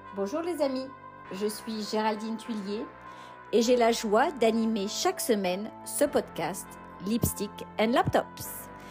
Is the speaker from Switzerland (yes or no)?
no; France; now in Montreal, Canada; Je suis originaire de France